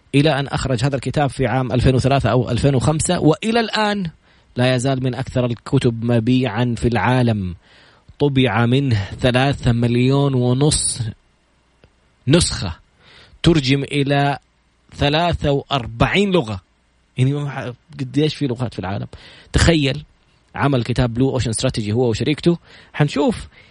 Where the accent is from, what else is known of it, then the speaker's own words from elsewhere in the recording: Saudi Arabia; عندنا في السعوديه